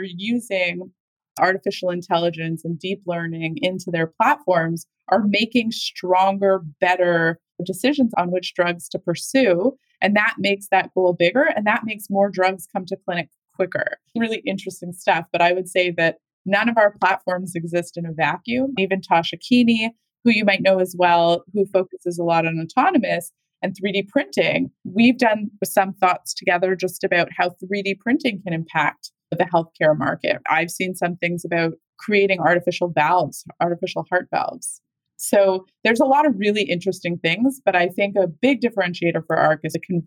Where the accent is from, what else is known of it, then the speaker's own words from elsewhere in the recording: Canada; I am Canadian also